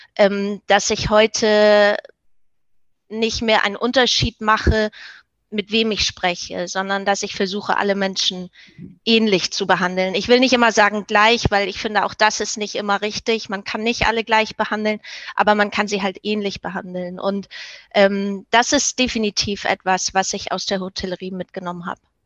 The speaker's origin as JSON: {"language": "German", "region": "Hamburg", "country": "Germany", "moved": "as an adult", "lives_now": "Denmark", "said": "Ich, ich komme aus Hamburg, aber ich bin derzeit in Dänemark"}